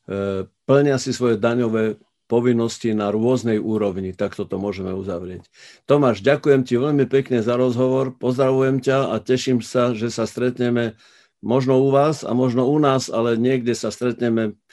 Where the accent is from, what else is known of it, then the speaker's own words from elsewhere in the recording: Slovakia; ja dúfam, že je taký istý slávny v New Yorku ako u nás doma na Slovensku.